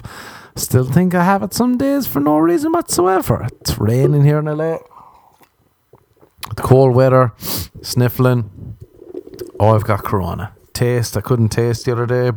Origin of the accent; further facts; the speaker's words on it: Ireland; I grew up in Ireland